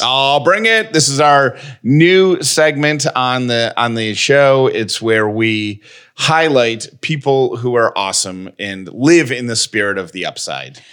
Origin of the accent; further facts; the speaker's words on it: Georgia, United States; born and raised in Georgia